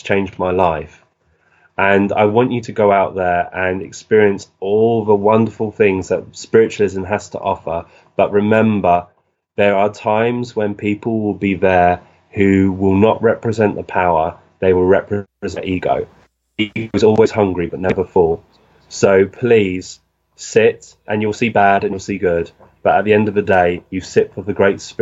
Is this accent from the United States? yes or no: no; Burgess Hill, South East England, United Kingdom; our shop, which is in the upmarket shop in Burgess Hill in West Sussex in the United Kingdom